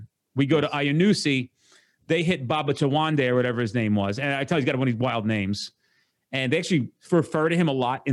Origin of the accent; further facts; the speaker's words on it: New Jersey, United States; I'm from New Jersey